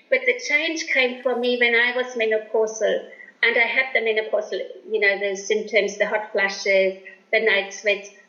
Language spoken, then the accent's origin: English; Germany; moved away; I was born in Germany after the war